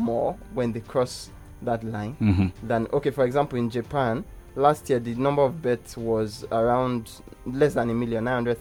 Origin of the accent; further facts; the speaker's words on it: Nigeria; As a Nigerian